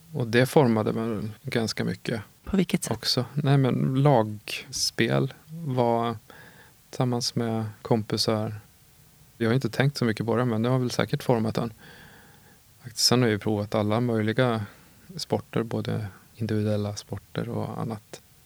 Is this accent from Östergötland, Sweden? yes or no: yes; Åtvidaberg, Östergötland, Sweden; also born or lived in Linköping; Jag är uppvuxen i Åtvidaberg och eh, född i Linköping